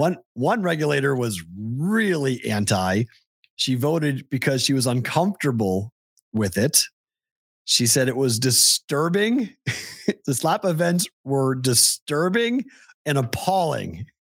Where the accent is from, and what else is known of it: Massachusetts, United States; born or raised there